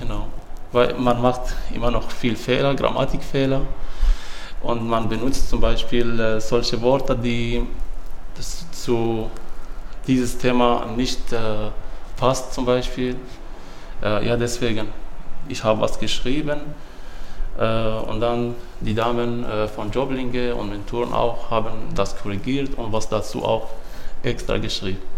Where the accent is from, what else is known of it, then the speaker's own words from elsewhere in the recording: Syria; German is a second language; moved away as an adult; now in Germany; Ich bin 37 Jahre alt und ich komme aus Syrien